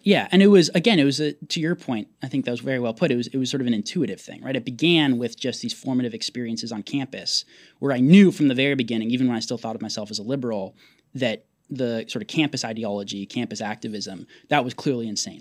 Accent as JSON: {"language": "English", "town": "Portland", "region": "Oregon", "country": "United States", "tie": "born or raised there", "said": "my brother and I both became conservative growing up in Portland"}